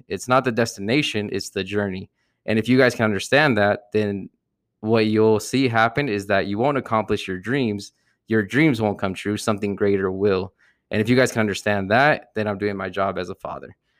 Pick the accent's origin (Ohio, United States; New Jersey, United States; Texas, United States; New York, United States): New Jersey, United States; I grew up uh, from New Jersey, I'm from New Jersey, so growing up, we always had, like, the whole L A New Jersey rivalry